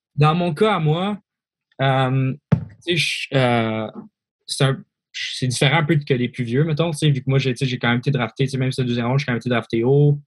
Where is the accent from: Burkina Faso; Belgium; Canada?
Canada; moved away; also born or lived in Switzerland; j'ai grandi en Suisse, grandi au Canada.